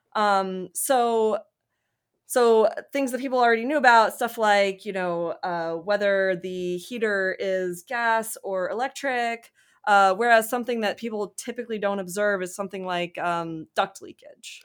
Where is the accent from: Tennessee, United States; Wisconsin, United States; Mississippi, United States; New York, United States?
Mississippi, United States; moved away as an adult; also born or lived in Durham, North Carolina / Michigan; now in Alabama, United States; I'm from Mississippi